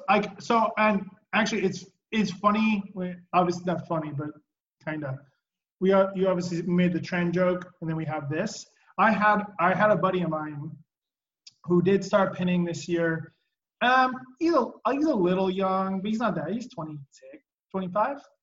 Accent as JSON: {"language": "English", "region": "West Coast", "country": "United States", "said": "I'm from the West Coast"}